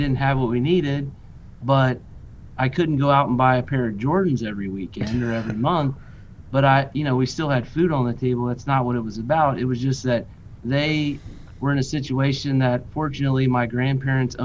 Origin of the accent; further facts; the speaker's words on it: Cincinnati, Ohio, United States; it's where I grew up. It's my hometown.